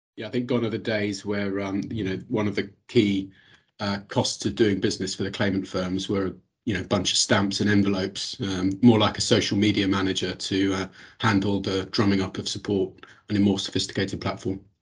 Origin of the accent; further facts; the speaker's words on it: United Kingdom; accent: British; moved away; as you'll have picked up from my accent, uh, have a bit of experience of the London uh, market as well